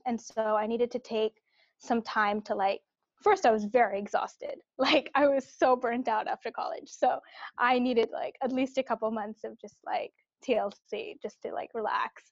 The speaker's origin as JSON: {"language": "English", "town": "Cupertino", "region": "California", "country": "United States", "tie": "born or raised there", "said": "I grew up in the Bay Area. So I grew up in Cupertino"}